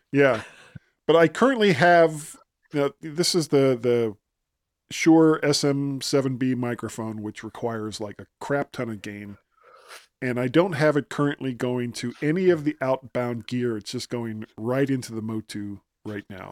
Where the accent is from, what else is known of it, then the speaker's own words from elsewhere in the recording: South Florida, United States; also born or lived in Ohio; now in Virginia, United States; I grew up in South Florida, which I've said countless times, and made my way to Ohio before I came to Virginia